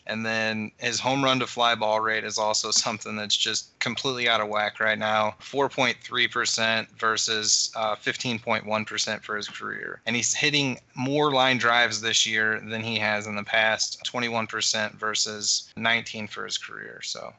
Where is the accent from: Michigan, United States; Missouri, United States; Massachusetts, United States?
Missouri, United States; St. Louis; I'm from St. Louis